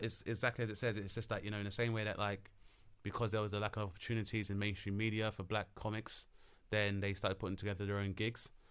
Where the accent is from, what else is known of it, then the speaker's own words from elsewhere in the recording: London, United Kingdom; being as a Londoner